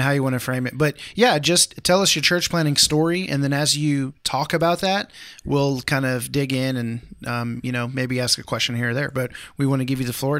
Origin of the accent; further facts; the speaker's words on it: Houston, Texas, United States; I grew up in Houston, Texas